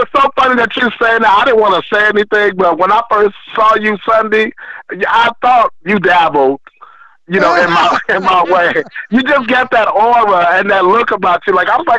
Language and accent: English; Detroit, Michigan, United States; I'm from Detroit